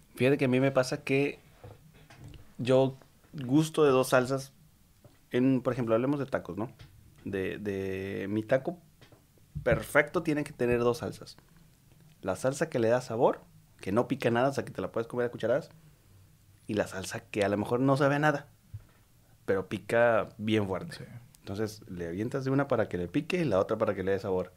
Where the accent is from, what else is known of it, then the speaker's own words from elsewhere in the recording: Mexico; como mexicanos